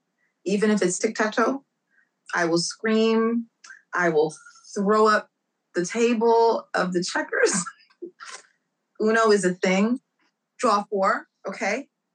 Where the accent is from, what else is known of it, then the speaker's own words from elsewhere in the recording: New York City, New York, United States; also born or lived in Harlem; I am from Brooklyn. Okay. But I live in Harlem.